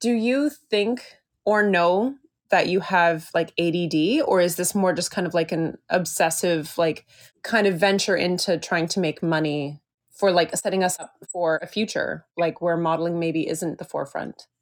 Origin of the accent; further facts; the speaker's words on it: just outside of Toronto, Ontario, Canada; moved away as an adult; also born or lived in Vancouver, Canada / Victoria, Canada; now in San Francisco, United States; I was born and raised just outside of Toronto